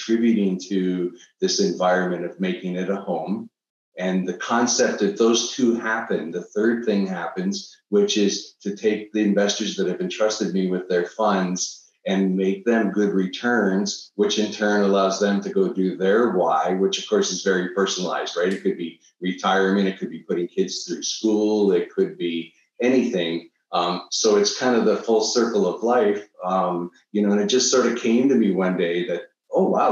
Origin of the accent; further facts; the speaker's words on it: Niagara Falls, Ontario, Canada; I'm originally from Niagara Falls, Canada.